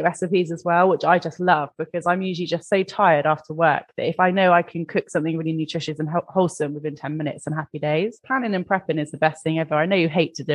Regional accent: England, United Kingdom; I'm English

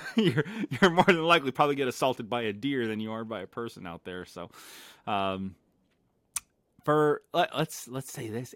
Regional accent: Las Vegas, Nevada, United States; moved away; born and raised in Vegas

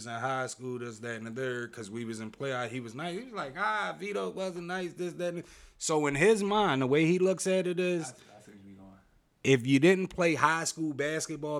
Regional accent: Philadelphia, Pennsylvania, United States; I always went to school in South Philly my whole life. You know what I mean? I'm from North, but I always went to school in South Philly

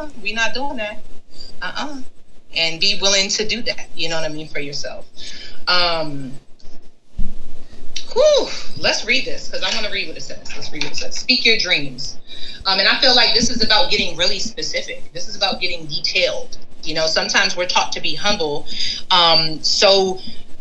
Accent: New York, United States; moved away as an adult; now in Ohio, United States; I'm from New York

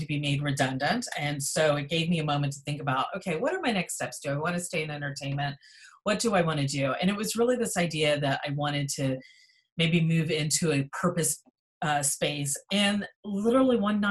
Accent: Florida, United States; moved away as an adult; also born or lived in Los Angeles; I grew up in Florida

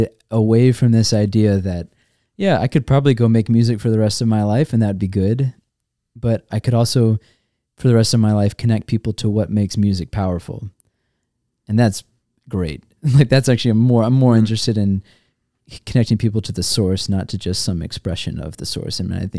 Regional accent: Georgia, United States; I grew up not in Michigan, which uh-huh. always surprises people because I grew up in Georgia, but have no accent.

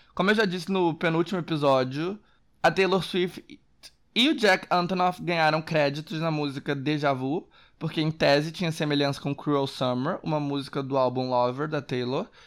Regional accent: Brazil; eu como brasileiro

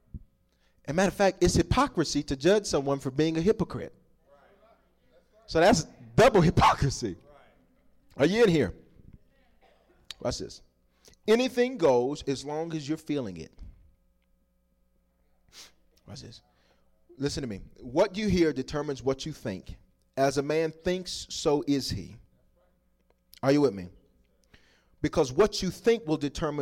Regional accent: the South, United States; I grew up in the South

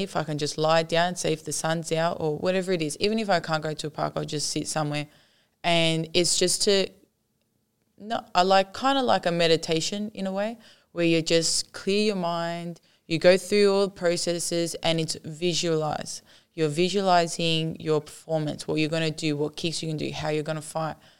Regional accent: Australia

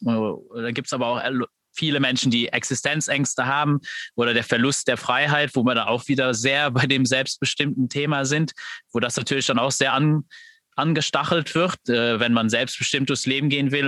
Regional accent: Luxembourg; ich bin aus Luxemburg

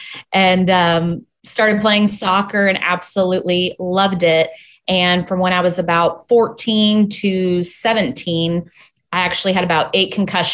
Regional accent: Hinsdale, Illinois, United States; born there; also born or lived in Chicago, United States / Michigan, United States; So I was born in Hinsdale, Illinois.

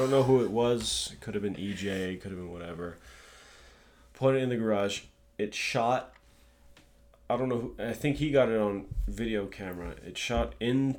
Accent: Hawaii, United States; moved away; in Hawaii, when I grew up

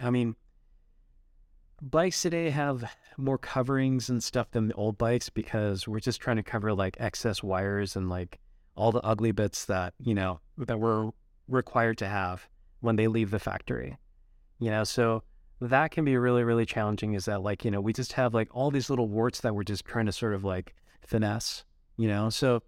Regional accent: Utah, United States; my parents are Japanese. Even though I grew up in Utah, I still am, you know, really proud of my heritage and stuff.

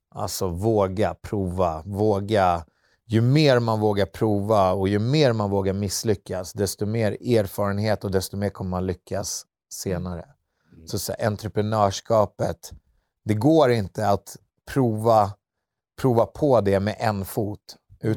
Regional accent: Södertälje, Stockholm County, Sweden; vi var två killar från Södertälje

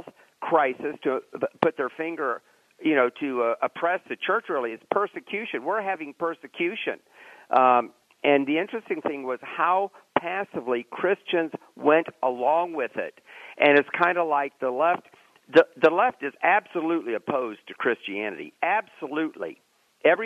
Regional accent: Lakeland, Florida, United States; now in Orlando, United States; I grew up in Lakeland

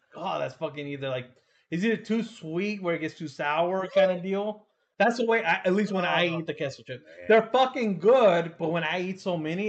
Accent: United States; I'm Hispanic, yes, but you know, I grew up in America. I was born in the US.

